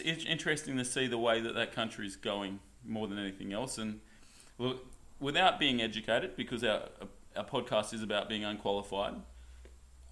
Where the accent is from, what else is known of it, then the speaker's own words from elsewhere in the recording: Perth, Western Australia, Australia; we're from Perth